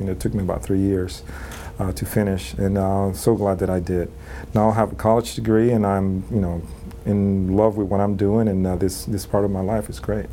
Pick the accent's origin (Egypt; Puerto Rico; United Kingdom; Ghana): Puerto Rico; moved away as an adult; also born or lived in New York City; I grew up in uh, Puerto Rico